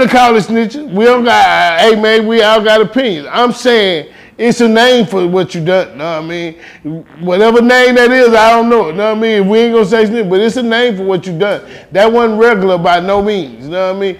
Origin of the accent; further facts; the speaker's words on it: Houston, Texas, United States; I'm from Houston, from the north side of Houston, right around the corner, and it was all the way up until I was damn near grown